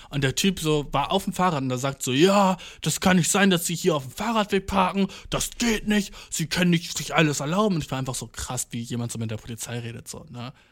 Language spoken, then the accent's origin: German; Göttingen, Lower Saxony, Germany; Ich bin so, äh, aus Göttingen, aber ich wohne hier.